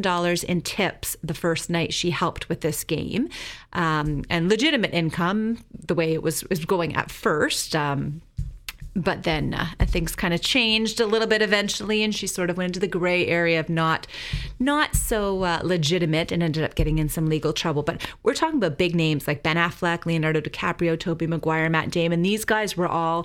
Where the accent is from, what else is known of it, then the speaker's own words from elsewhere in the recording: Canada; I'm Canadian